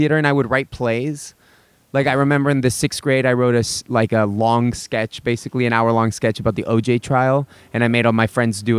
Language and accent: English; Houston, Texas, United States; moved away; also born or lived in Mexico City, Mexico / New York City; I was born in Mexico City. Okay. But then I moved to Houston, Texas when I was 2 years old.